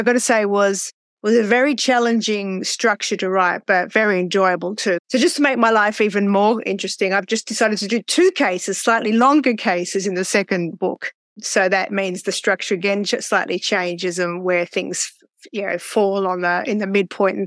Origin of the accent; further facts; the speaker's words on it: Australia; I'm from Australia